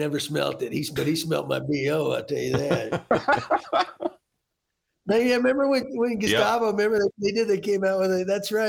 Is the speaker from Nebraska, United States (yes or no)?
no; Montana, United States; born there; Because I was born in Montana. For some reason, I thought maybe I need to go back.